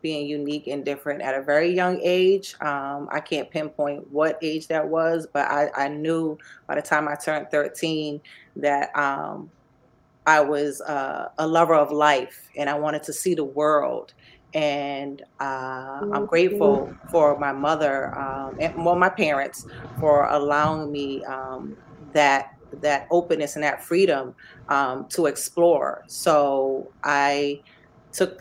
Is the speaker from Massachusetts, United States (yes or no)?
yes; Boston, Massachusetts, United States; moved away as an adult; also born or lived in Brookline, Massachusetts / Cambridge, Massachusetts / Amherst, Massachusetts / New York City, New York; now in New Haven, United States; I am from Boston, Massachusetts. I grew up in Roxbury